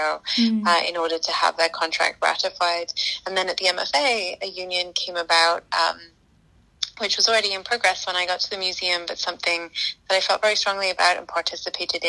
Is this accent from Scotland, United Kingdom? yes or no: yes; Scotland, United Kingdom; moved away as an adult; now in United States; I'm from Scotland. We have a population of about 5.5 million people there.